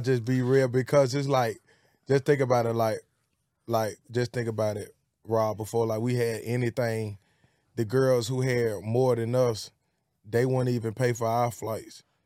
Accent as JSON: {"language": "English", "town": "Birmingham", "region": "Alabama", "country": "United States", "also_born_or_lived": "Bessemer, Alabama", "said": "from Birmingham, Alabama, and, uh, it's Pratt City. I'm from Pratt City and Bessemer."}